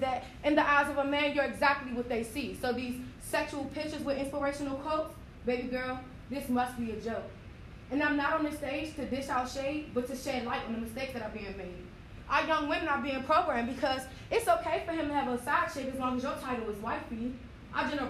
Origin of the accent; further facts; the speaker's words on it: Georgia, United States; I'm from Georgia